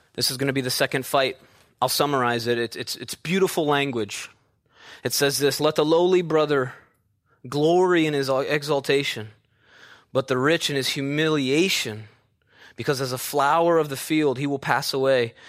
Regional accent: Midwest, United States; moved away; an actual backyard like I had growing up in the Midwest

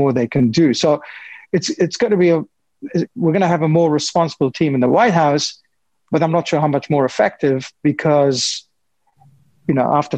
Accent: Afghanistan; my home country of Afghanistan

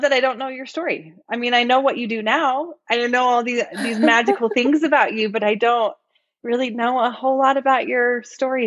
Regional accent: Orem, Utah, United States; I grew up in Orem

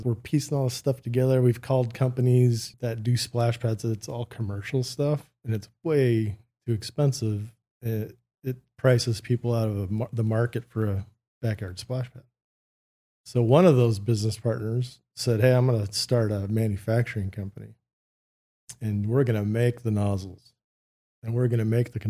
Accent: California, United States; moved away as an adult; also born or lived in Huntington Beach; now in Arizona, United States; From California, Huntington Beach, born. Till I was 12, moved to Northern California. In the gold country, so north of Sacramento, and was there till I was about 19

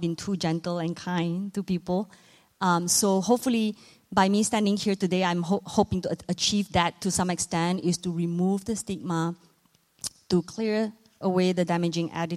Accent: Malaysia; moved away; I myself was born and raised in Southeast Asia. I'm from Malaysia.

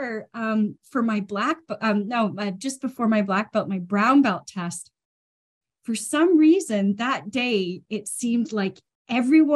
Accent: Ontario, Canada; also born or lived in United Kingdom / Edinburgh; now in Vancouver, Canada; Definitely Canadian …. I'm originally from Ontario

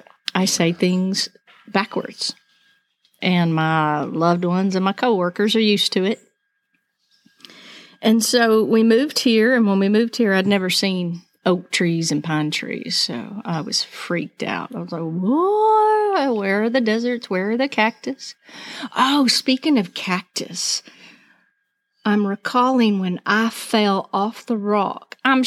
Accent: Albuquerque, New Mexico, United States; born there; also born or lived in Arizona; I was born in Albuquerque, Southwest girl. And then we lived in Arizona. So we come from deserty places.

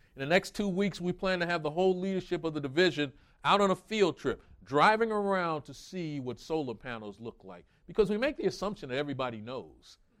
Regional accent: New York, United States; moved away; I grew up in New York

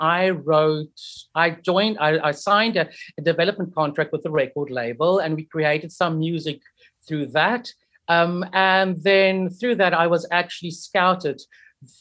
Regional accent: Port Elizabeth, Eastern Cape, South Africa; moved away as an adult; also born or lived in United Kingdom; I am originally from Port Elizabeth

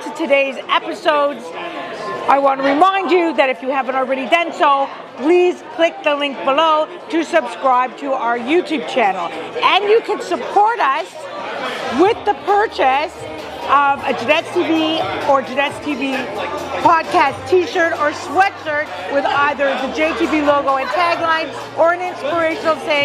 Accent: Belleville, Ontario, Canada; also born or lived in Toronto; now in Vaughan, Canada; I grew up in a small town. I'm actually from Belleville, Ontario, but I spent my summers in Toronto because my mother's family was here

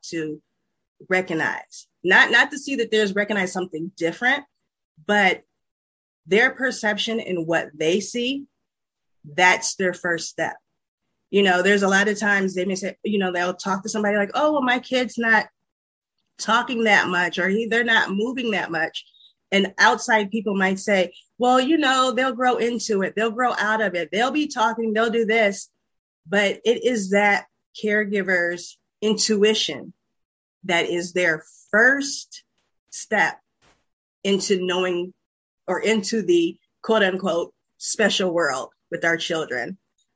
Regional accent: Peoria, Illinois, United States; now in Chicago, United States; originally from Peoria, Illinois. I now reside in Chicago, Illinois

